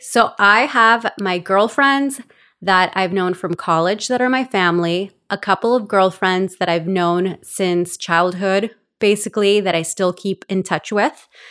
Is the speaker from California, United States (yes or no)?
yes; Los Angeles, California, United States; born or raised there; also born or lived in El Salvador / Glendale / Oxnard; now in Ventura, United States